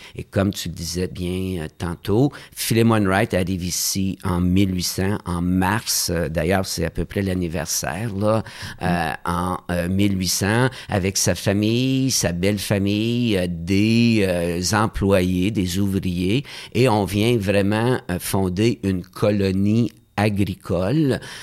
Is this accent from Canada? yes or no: yes; Gatineau, Quebec, Canada; je suis né à Hull, mais je n'oublie pas mes racines à Notre-Dame de la Salette